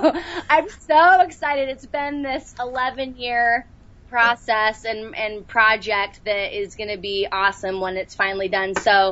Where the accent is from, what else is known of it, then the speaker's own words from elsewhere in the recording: Salt Lake City, Utah, United States; I was. Yep, Salt Lake.